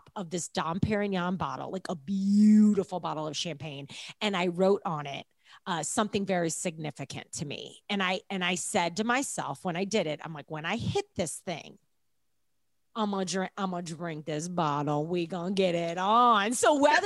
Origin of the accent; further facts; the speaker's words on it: St. Louis, Missouri, United States; I grew up in St. Louis